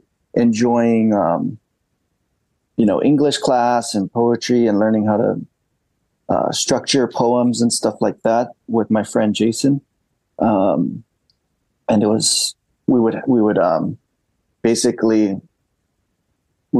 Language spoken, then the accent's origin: English; Guam; moved away as an adult; also born or lived in Japan / Florida; now in St. Petersburg, United States; growing up on Guam